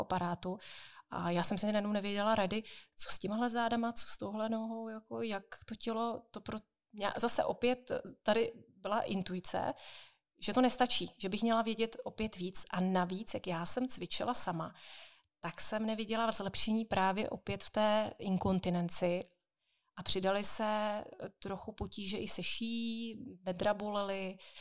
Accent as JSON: {"language": "Czech", "town": "Jaroměř", "region": "Hradec Králové Region", "country": "Czechia", "said": "u nás v Jaroměři"}